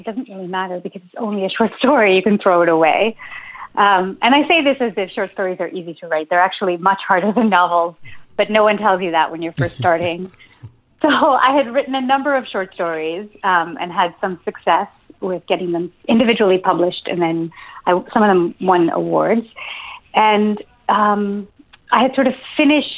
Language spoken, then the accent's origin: English; Ontario, Canada; moved away as an adult; now in St. John's, Canada; I live in St. John's. I grew up in Ontario